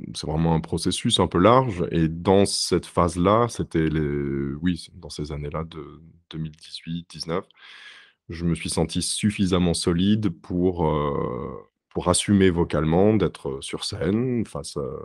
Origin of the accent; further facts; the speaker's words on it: France; moved away as an adult; now in Berlin, Germany; Mon parcours en France, au moment où j'ai quitté la France et j'ai déménagé, c'était un parcours euh, très académique